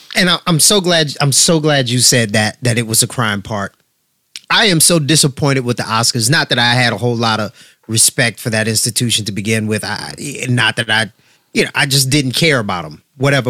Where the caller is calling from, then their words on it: New Jersey, United States; I'm calling from Jersey.